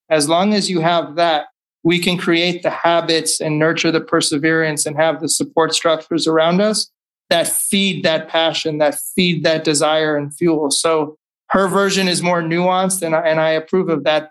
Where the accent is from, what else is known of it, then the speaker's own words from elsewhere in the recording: California, United States; also born or lived in Chicago; growing up in California